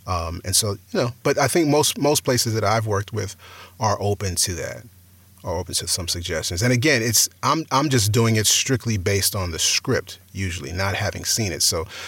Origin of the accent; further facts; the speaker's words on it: New York, United States; accent: New York; I mean, I sound like I'm from New York, and so that fit.